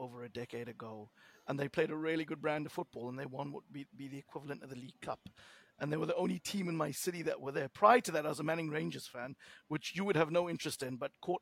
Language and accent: English; South Africa; my South African cap